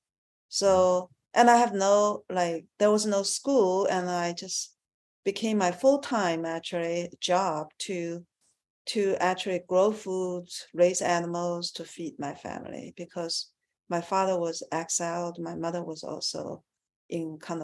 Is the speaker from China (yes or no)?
yes; China; I was born in China